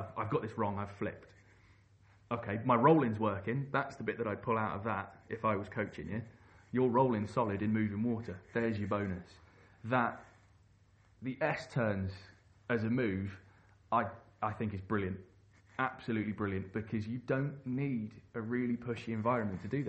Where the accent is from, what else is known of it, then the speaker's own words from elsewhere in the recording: London, United Kingdom; I grew up in London and learnt to paddle on the Thames